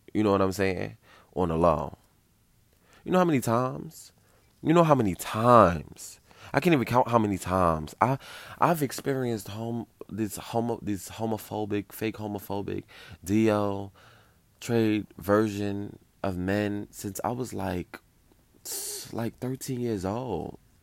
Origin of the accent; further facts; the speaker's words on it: New York City, New York, United States; I grew up in New York City